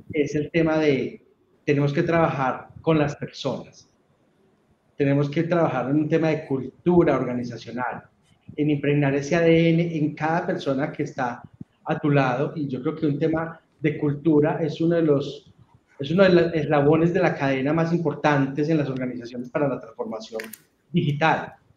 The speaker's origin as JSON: {"language": "Spanish", "town": "Urrao", "region": "Antioquia", "country": "Colombia", "tie": "born or raised there", "said": "soy una persona eh, que nació en un municipio de, Antioquia que se llama Urrao"}